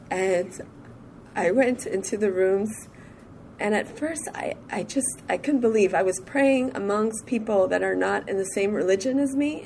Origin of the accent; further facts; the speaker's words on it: Montreal, Quebec, Canada; I'm from Montreal